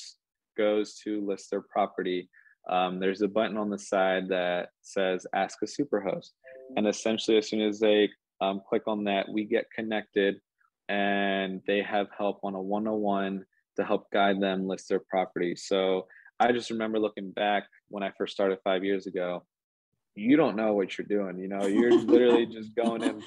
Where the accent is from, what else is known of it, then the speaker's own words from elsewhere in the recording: Philadelphia, Pennsylvania, United States; moved away as an adult; now in Columbus, United States; I grew up in around the Philadelphia area, but that's where I went to school and grew up. But moved out to Columbus, Ohio